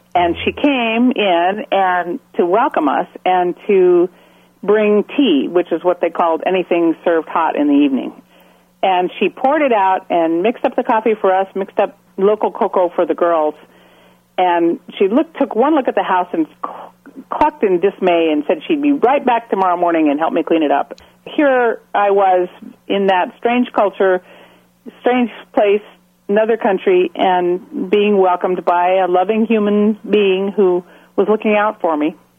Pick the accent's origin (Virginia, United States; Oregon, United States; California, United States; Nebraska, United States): Oregon, United States; Portland; also born or lived in Albuquerque, New Mexico; we settled in near Portland, Oregon when I was in the first grade, and I spent the rest of my school time there